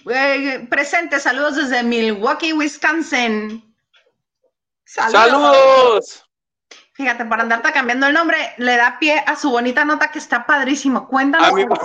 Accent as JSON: {"language": "Spanish", "region": "Tlaxcala", "country": "Mexico", "said": "mi acta está escrita a mano, soy de Trascala. Sí existe."}